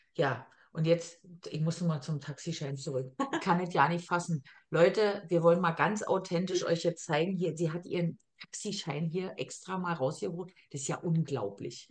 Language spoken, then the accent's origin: German; Germany; moved away as an adult; now in Austria; eine Erfahrung als Deutsche gemacht, wo ich nach Österreich kam